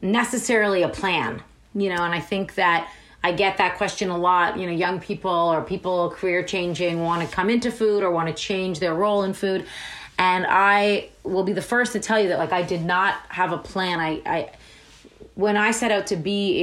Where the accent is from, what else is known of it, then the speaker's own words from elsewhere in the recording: Toronto, Ontario, Canada; My parents met in Toronto and raised us in Toronto